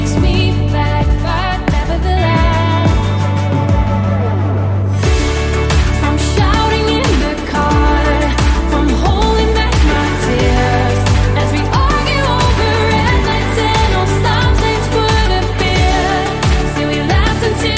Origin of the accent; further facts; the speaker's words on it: Netherlands; my home country, the Netherlands